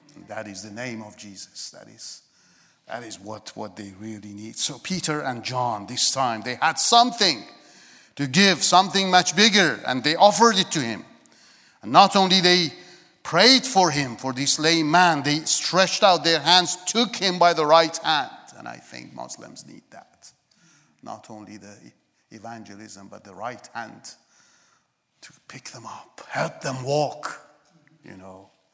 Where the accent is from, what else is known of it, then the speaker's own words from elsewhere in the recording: Iran; moved away; I was born in Iran